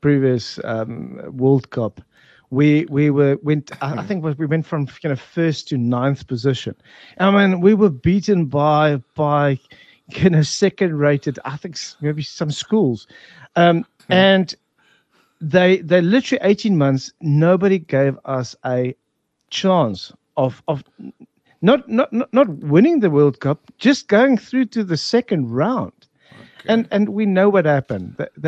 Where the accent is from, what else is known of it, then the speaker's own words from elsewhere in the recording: South Africa; Well, we fix things. I mean, South Africans have always